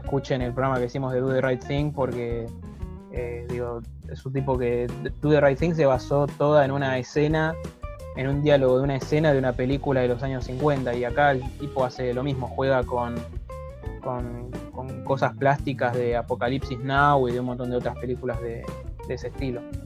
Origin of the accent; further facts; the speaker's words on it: Argentina; somos blancos y argentinos